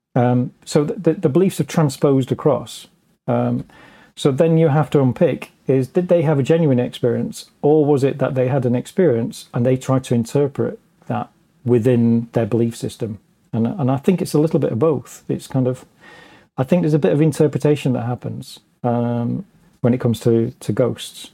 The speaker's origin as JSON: {"language": "English", "region": "England", "country": "United Kingdom", "said": "as an Englishman"}